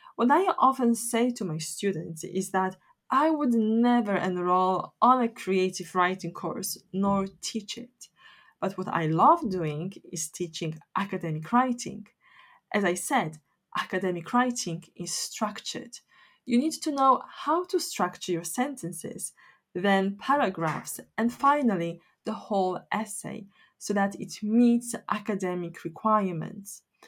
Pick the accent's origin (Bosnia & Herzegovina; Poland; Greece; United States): Poland; English is a second language; moved away as an adult; now in United Kingdom